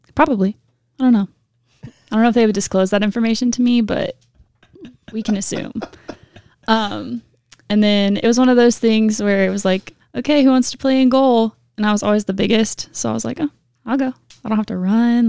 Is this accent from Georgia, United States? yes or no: yes; Augusta, Georgia, United States; Augusta, Georgia.